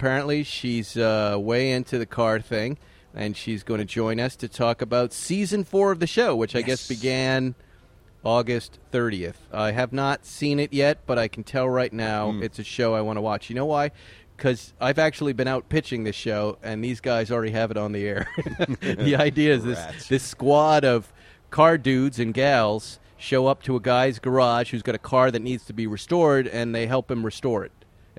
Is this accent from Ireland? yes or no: yes; Ireland; I'm an Irishman myself.